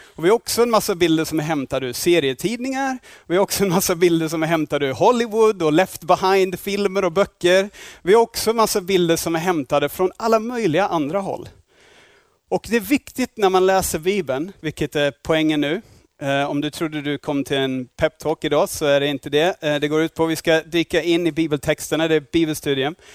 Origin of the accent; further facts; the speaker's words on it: Australia; Swedish is a second language; now in Sweden; jag är inte härifrån, jag är från Australien